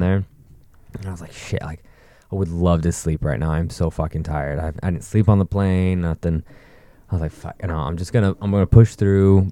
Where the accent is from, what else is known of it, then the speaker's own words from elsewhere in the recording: Northern California, United States; we're from Calif-, Northern California